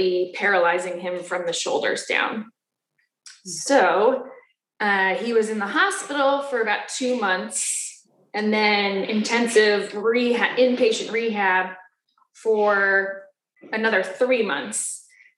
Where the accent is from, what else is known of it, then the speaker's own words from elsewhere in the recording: New Jersey, United States; moved away as an adult; now in Boston, United States; I'm from Old Can, New Jersey